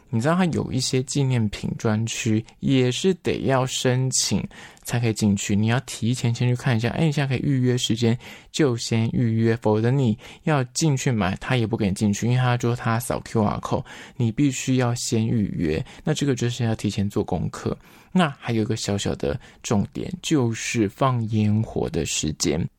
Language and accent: Chinese; Taiwan; 我们台湾人或是华人的姓氏，就是会有分，呃，三个字